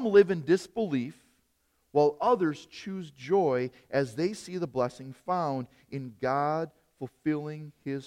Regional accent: Hartford, Wisconsin, United States; When I was a little boy, I grew up in Hartford, Wisconsin.

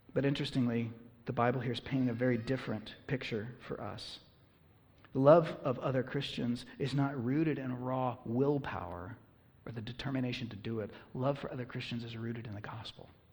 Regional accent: United States; I'm an American

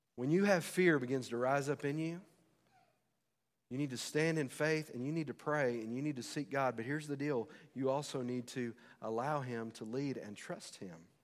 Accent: United States; As American citizens

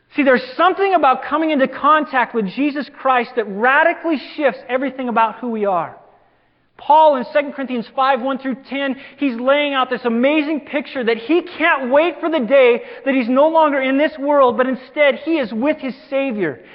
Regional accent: LaGrange, Wyoming, United States; now in Simi Valley, United States; I grew up in Wyoming, of all places

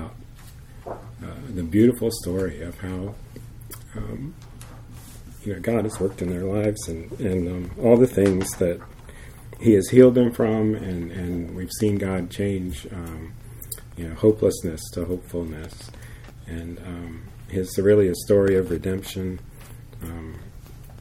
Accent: United States; we're from America and they speak Spanish, we speak English.

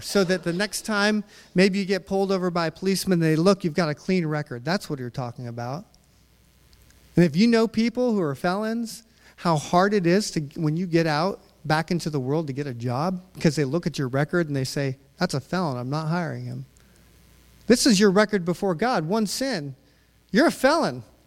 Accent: Utah, United States; growing up in Utah with my dad

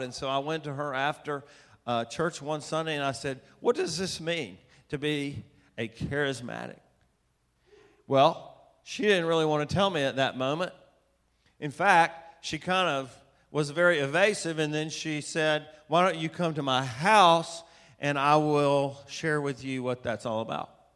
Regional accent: Atlanta, Georgia, United States; I was raised in Atlanta, Georgia

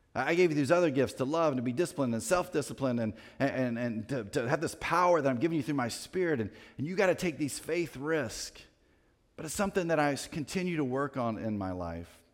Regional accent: Winston-Salem, North Carolina, United States; I grew up in Winston-Salem, North Carolina

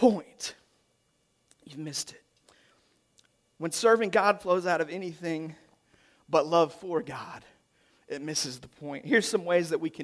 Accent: the South, United States; that's how we do it in the South

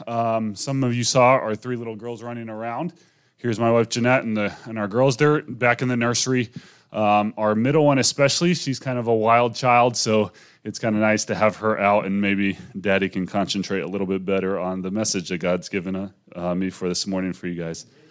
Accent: near Manchester, North West England, United Kingdom; moved away; also born or lived in Wales; I grew up in next to Manchester. I mean, 40 miles from Manchester

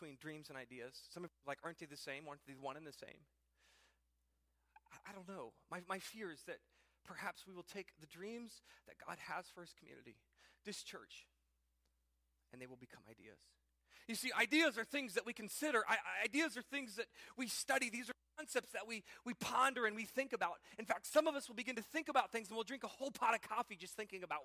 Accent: Piqua, Ohio, United States; my hometown, this small town, Piqua, Ohio

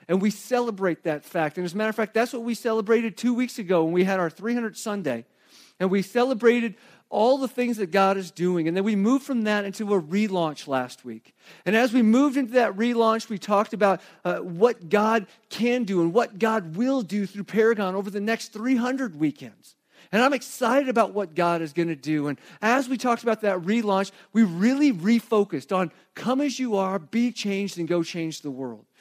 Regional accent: Arizona, United States; also born or lived in Flagstaff, Arizona; I grew up in Arizona

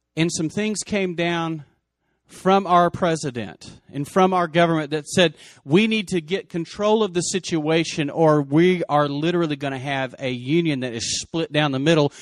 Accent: Lubbock, Texas, United States; Lubbock was my hometown

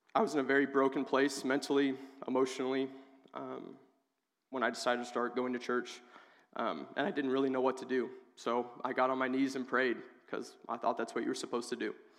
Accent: Oak Grove, United States; moved away as an adult; I'm originally from Oak Grove

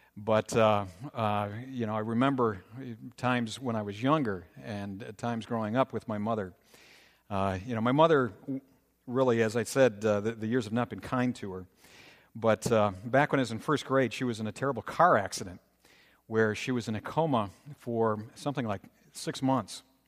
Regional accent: Minnesota, United States; growing up in Minnesota

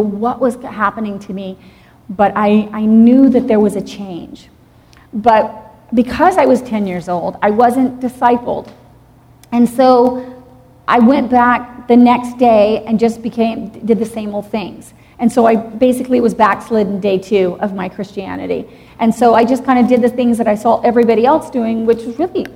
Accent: Dallas, Texas, United States; also born or lived in Jackson, Mississippi; I was actually born in Jackson, Mississippi. And then we moved to Texas when I was 6 years old. I grew up in Dallas, Texas

